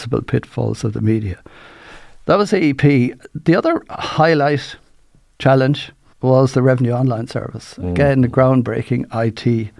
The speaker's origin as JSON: {"language": "English", "town": "Waterford", "region": "Munster", "country": "Ireland", "said": "I'm from Waterford"}